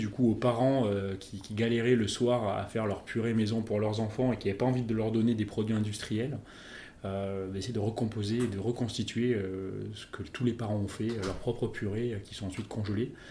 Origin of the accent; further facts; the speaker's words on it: Bordeaux, Nouvelle-Aquitaine, France; Je suis originaire de Bordeaux, exactement.